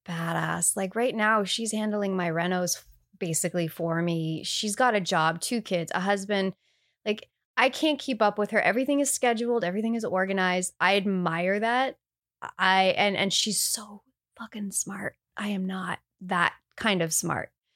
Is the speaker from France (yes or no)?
no; Canada; I say bag. I'm Canadian